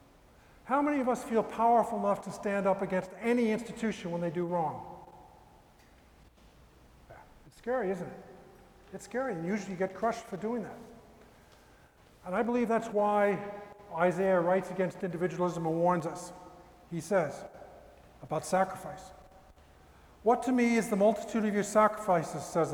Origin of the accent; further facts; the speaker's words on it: New York area, United States; I'm from the New York area